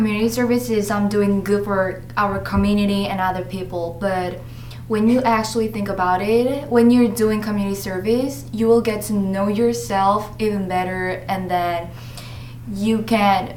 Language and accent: English; South Korea; now in United States; I'm originally from South Korea